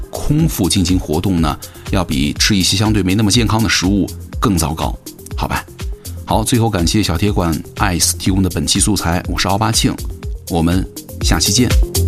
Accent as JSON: {"language": "Chinese", "country": "China", "said": "我们中国人"}